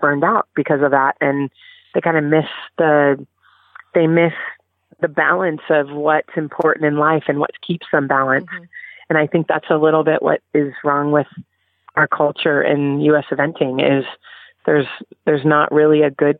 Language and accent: English; California, United States; I grew up in California, where reining and the sports medicine boots were very popular.